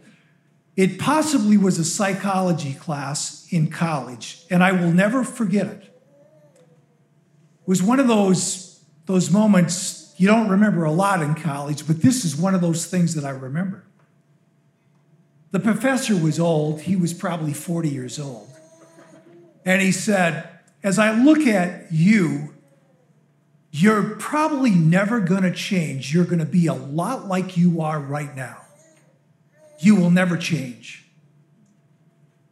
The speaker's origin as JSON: {"language": "English", "region": "Minnesota", "country": "United States", "moved": "as an adult", "lives_now": "Arizona, United States", "said": "I'm originally from Minnesota"}